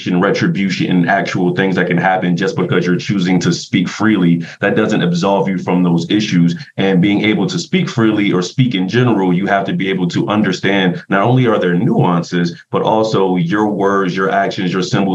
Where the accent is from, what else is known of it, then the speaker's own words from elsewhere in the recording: Philadelphia, Pennsylvania, United States; moved away; I am from North Philadelphia